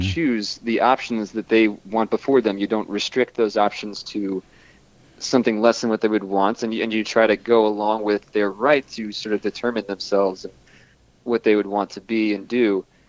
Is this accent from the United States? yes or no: yes; Long Island, New York, United States; My mom and dad and my uh, two younger sisters we grew up together on Long Island